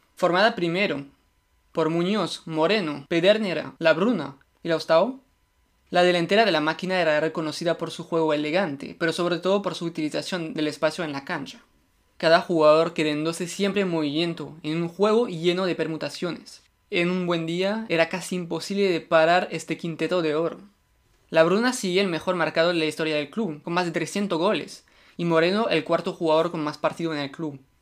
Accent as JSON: {"language": "Spanish", "country": "France", "second_language": "Spanish", "said": "yo soy francés"}